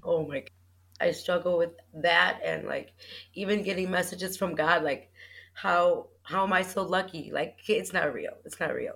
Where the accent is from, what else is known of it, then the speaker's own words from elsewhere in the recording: Chicago, Illinois, United States; I'm from Chicago, Illinois